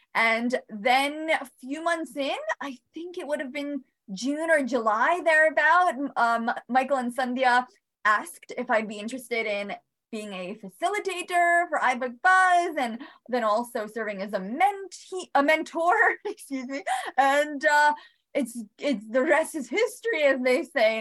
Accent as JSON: {"language": "English", "country": "Bosnia & Herzegovina", "moved": "yes", "lives_now": "Albany, United States", "said": "I am originally from Bosnia. Came with my brother"}